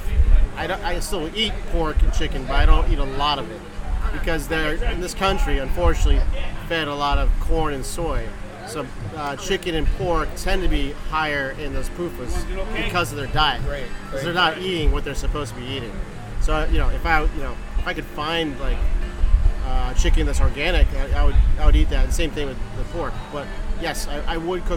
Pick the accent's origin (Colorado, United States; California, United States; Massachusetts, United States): Massachusetts, United States; Boston; now in Florida, United States; I'm from Boston